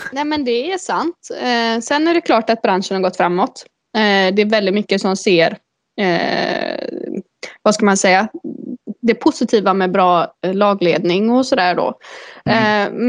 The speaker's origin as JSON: {"language": "Swedish", "town": "Uddevalla", "region": "Västra Götaland", "country": "Sweden", "tie": "born or raised there", "also_born_or_lived": "Lilla Edet", "said": "Jag är född och uppvuxen i Uddevalla"}